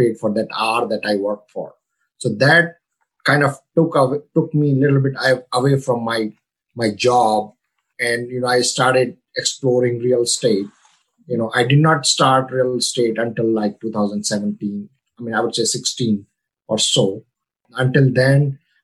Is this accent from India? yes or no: yes; India; moved away as an adult; now in United States; I come from India. You know, I came here in 98 with only $115 in my pocket.